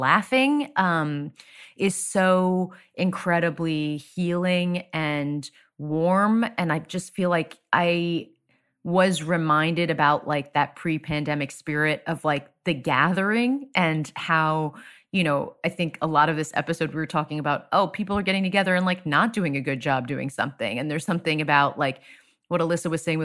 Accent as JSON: {"language": "English", "region": "Florida", "country": "United States", "moved": "yes", "said": "I am from Florida originally"}